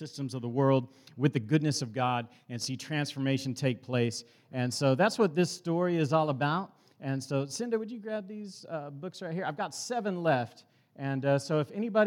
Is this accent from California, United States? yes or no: no; Dallas, Texas, United States; I grew up in South Oak Cliff, which is inner city Dallas